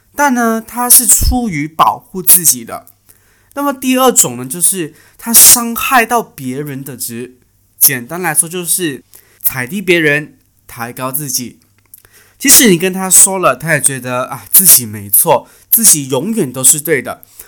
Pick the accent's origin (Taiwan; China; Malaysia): Malaysia; 我们是马来西亚的华人